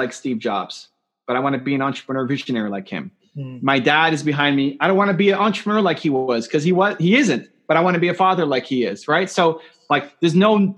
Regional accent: Canada; I'm from Canada

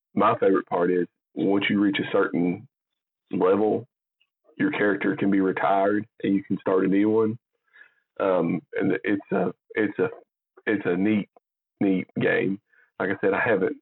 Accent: Jamestown, Tennessee, United States; we're both from Jamestown, Tennessee

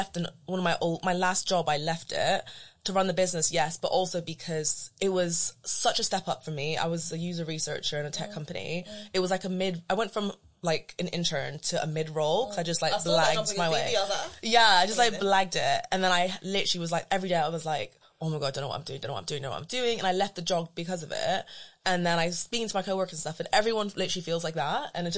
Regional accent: London, United Kingdom; So I say I'm from London and then people say, where are you really from?

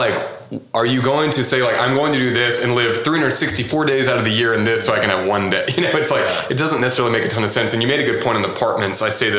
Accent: Houston, Texas, United States; Maybe not in Oklahoma City quite yet, but, like, I'm from Houston and that was totally normal.

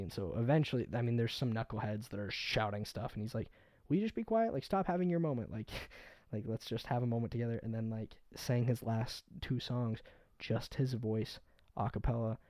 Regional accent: Utah, United States; We're from Utah

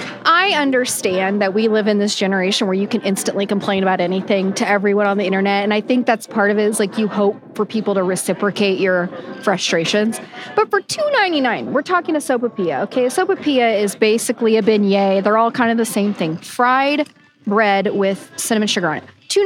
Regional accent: Oklahoma, United States; Never again. I'm from Oklahoma, so I can do it.

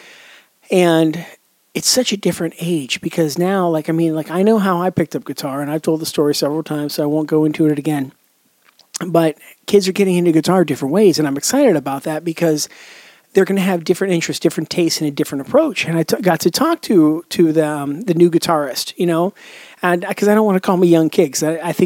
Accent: Pittsburgh, Pennsylvania, United States; moved away as an adult; now in Charleston, United States; I moved a couple years back from the Pittsburgh area to the Charleston, South Carolina area

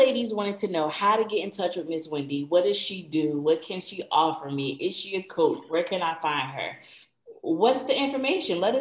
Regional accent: New Jersey, United States; now in Savannah, United States; I'm originally from New Jersey

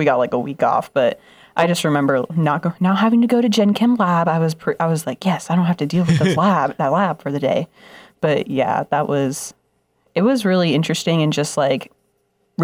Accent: Las Vegas, Nevada, United States; moved away; I'm from Las Vegas. I feel like that's a big title just in itself, being from Las Vegas.

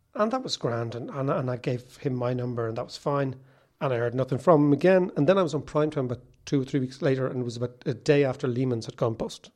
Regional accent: Monkstown, Leinster, Ireland; When I was a kid growing up in Monkstown

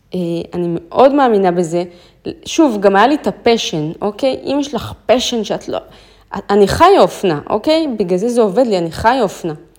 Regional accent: Israel; אמרתי לו, מישראל

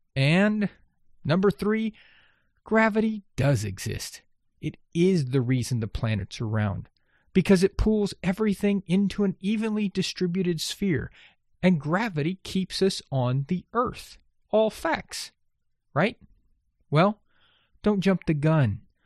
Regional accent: Texas coast of the Gulf of Mexico, United States; I grew up on the Texas coast of the Gulf of Mexico

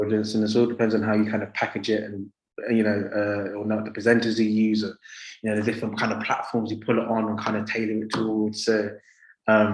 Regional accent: London, United Kingdom; moved away as an adult; now in Essex, United Kingdom; I grew up in Southeast London

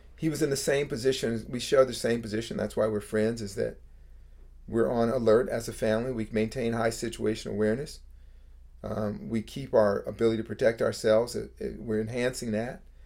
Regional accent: Bay Area, California, United States; I grew up in the Bay Area

